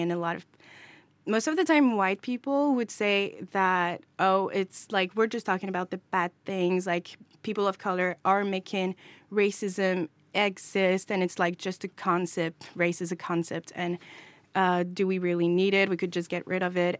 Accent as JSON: {"language": "English", "country": "France", "said": "I'm also from France and I'm a person of color"}